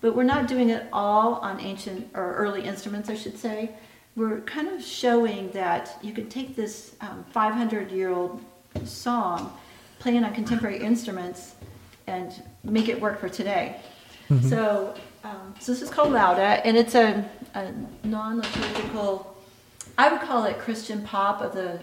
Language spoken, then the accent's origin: English; Parkville, Missouri, United States; I'm from Parkville